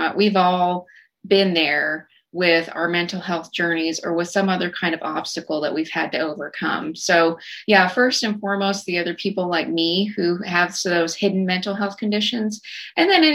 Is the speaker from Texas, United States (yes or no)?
yes; Snyder, Texas, United States; now in Fort Worth, United States; my instructors out in Snyder from my hometown